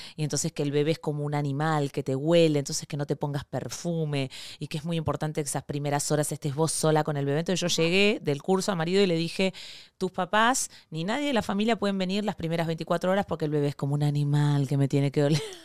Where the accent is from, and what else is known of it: Argentina; born or raised there; moved away as an adult; now in Venezuela